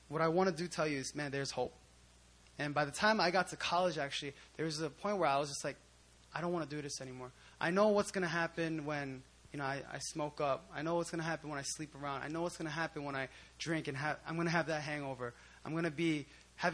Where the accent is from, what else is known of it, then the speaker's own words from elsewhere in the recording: Philadelphia, Pennsylvania, United States; I grew up in Philly most of my life